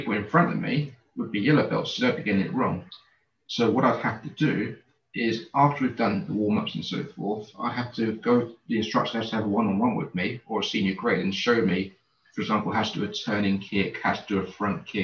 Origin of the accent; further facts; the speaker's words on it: London, United Kingdom; I grew up in East London in a place called Canning Town